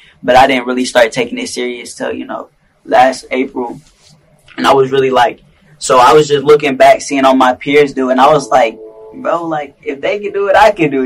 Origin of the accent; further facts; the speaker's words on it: Tacoma, Washington, United States; I'm from Tacoma, Washington. I'm from out here